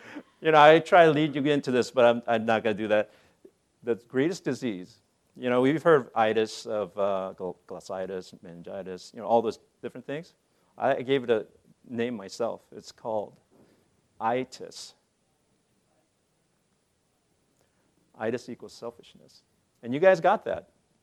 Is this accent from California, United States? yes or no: yes; Monterey, California, United States; also born or lived in Korea; I went to private practice back in my hometown in Monterey